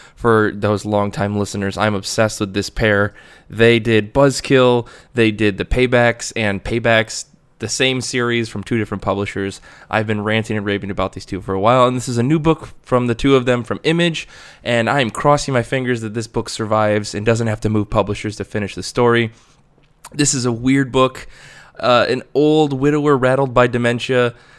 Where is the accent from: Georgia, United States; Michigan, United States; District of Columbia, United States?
Michigan, United States; I'm obsessed with my home state